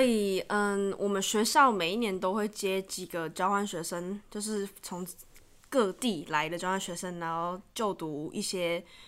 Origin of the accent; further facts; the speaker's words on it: Taiwan; 毕竟我是台湾人